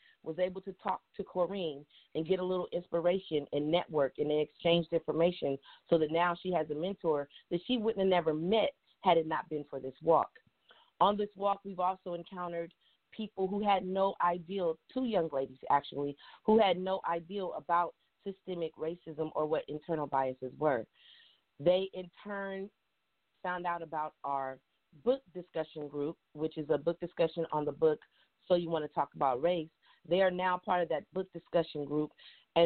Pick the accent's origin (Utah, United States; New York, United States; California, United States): California, United States; Richmond; when I was young, I was raised in the Bay Area. And when I lived in Richmond